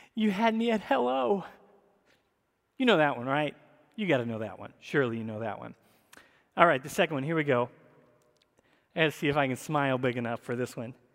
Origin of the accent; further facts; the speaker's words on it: the South, United States; I grew up in the South